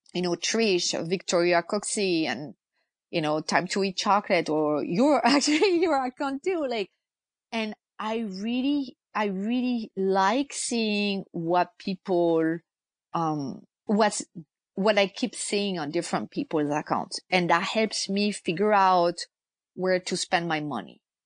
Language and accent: English; France; moved away as an adult; now in United States; I'm originally from France. I've lived in the US since 2002